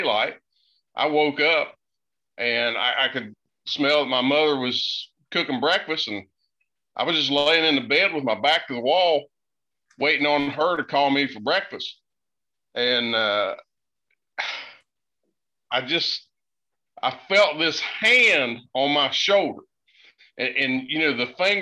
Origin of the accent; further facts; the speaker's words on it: Boone County, West Virginia, United States; now in North Carolina, United States; I grew up in Boone County, which is right next to you there in Logan. I'm living in North Carolina now.